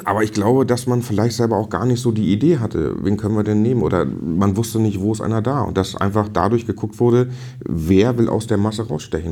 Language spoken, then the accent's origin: German; Stellewittenwoth, Schleswig-Holstein, Germany; ich komme aus Stellewittenwoth